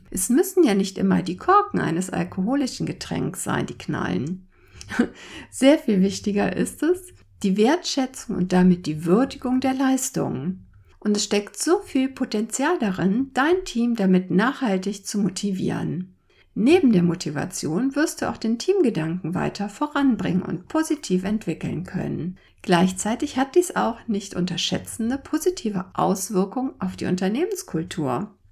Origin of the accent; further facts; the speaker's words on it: Cologne, North Rhine-Westphalia, Germany; Als gebürtige Kölnerin ist mir das Feiern sozusagen bereits mit der Muttermilch verabreicht worden.